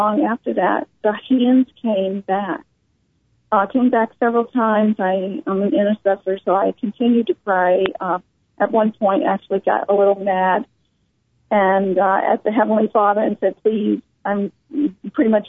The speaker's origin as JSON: {"language": "English", "town": "New Orleans", "region": "Louisiana", "country": "United States", "tie": "born or raised there", "said": "I was born in New Orleans"}